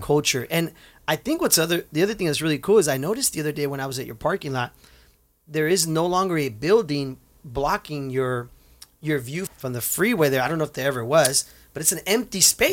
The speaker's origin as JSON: {"language": "English", "town": "Santa Ana", "region": "California", "country": "United States", "tie": "born or raised there", "said": "for us Santaneros that were born and raised there, when we see the name, it reminds us of us growing up in Santa Ana"}